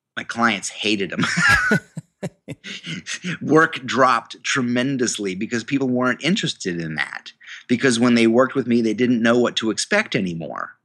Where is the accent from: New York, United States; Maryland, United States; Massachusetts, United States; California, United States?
New York, United States; I went to the university in my hometown, um, a state university of New York.